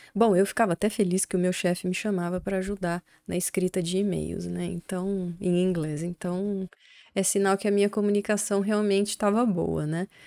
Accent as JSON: {"language": "Portuguese", "country": "Brazil", "accent": "Brazilian", "said": "o sotaque nosso aqui brasileiro"}